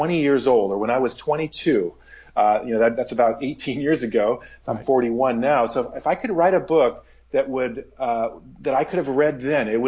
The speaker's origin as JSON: {"language": "English", "region": "Pacific Northwest", "country": "United States", "tie": "born or raised there", "said": "I'm from the Pacific Northwest and grew up actually off the grid in the woods"}